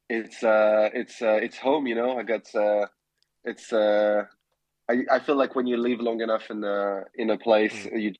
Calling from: London, United Kingdom; Uh, I'm in London, uh, where I live. Um, and it's uh, I'm calling under the, the grey, dark sky of uh, winter approaching.

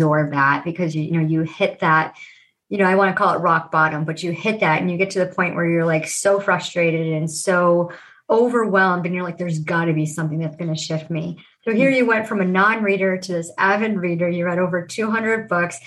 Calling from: Rochester, New York, United States; I'm in Rochester, New York

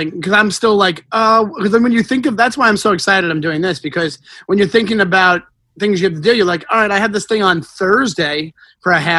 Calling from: Long Island City, New York, United States; I'm I'm in Long Island City, Queens, in my apartment, in my bedroom.

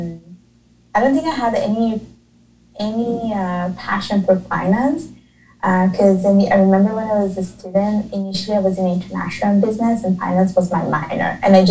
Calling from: Montreal, Quebec, Canada; I'm calling or I'm talking from Montreal, Canada.

